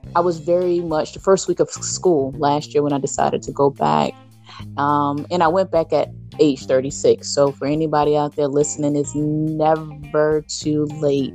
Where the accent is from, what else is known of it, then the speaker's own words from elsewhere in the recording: Jersey City, New Jersey, United States; I'm from Jersey City, New Jersey